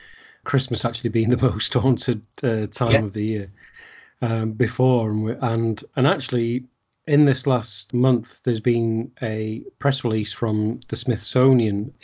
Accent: England, United Kingdom; being an English person, I know you're Welsh, but being English

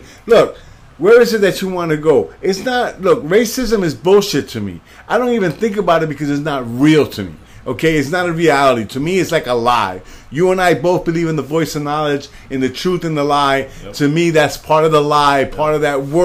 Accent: New York City, New York, United States; I'm from New York. I'm from the South Bronx.

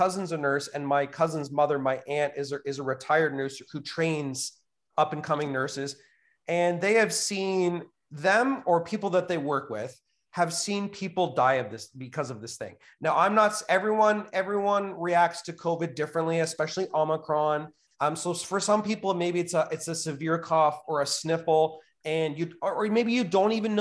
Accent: Canada; I love being a Canadian

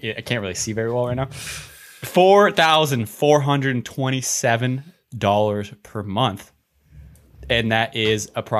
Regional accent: Canada; Can't handle the habanero. I'm Canadian.

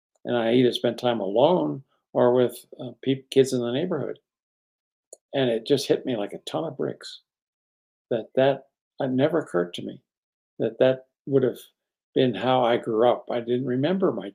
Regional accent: East Coast, United States; I grew up on the East Coast

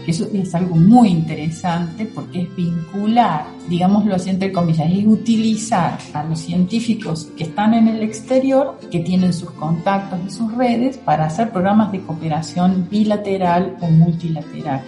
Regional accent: Argentina; moved away as an adult; also born or lived in Germany; now in Weimar, Germany; Mis raíces están en Argentina y mis alas en Alemania.

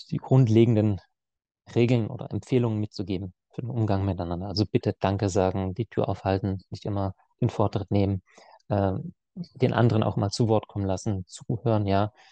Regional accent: Baden-Württemberg, Germany; Und er wusste, ich komme aus dem Schwabenland, aus der Nähe von Heilbronn. Also ich wohne zwischen Heilbronn und Stuttgart.

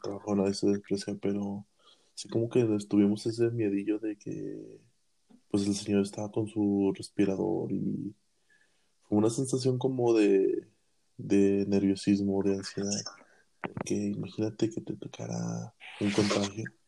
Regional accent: Mexico; como mexicanos que somos

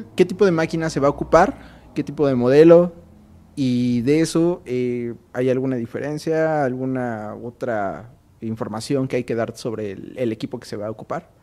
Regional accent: Mexico; así somos los mexicanos

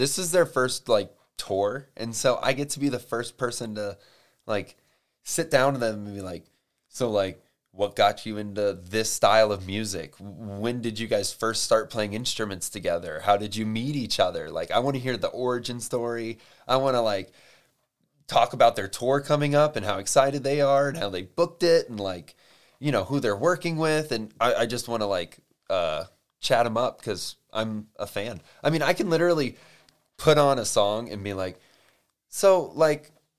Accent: Ireland; I'm Irish. I know a good potato when I see one.

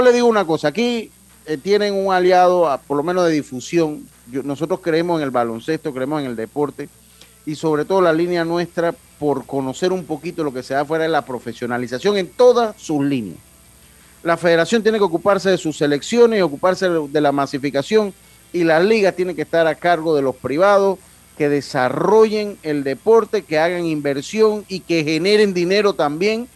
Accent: Panama; como buen panameño

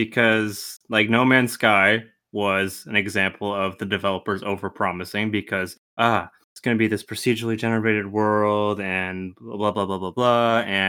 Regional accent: Canada; we're Canadian

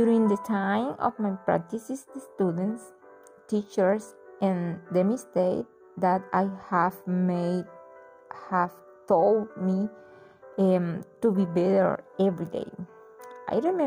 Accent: Cereté, Córdoba, Colombia; English is a second language; I was born in Cerité

